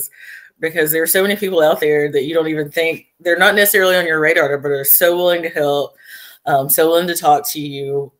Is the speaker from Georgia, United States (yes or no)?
yes; Floyd County, Georgia, United States; being here in my hometown on the bench